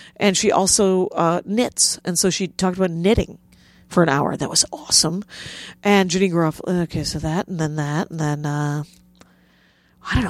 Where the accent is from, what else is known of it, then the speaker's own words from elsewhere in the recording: South Milwaukee, Wisconsin, United States; I grew up in South Milwaukee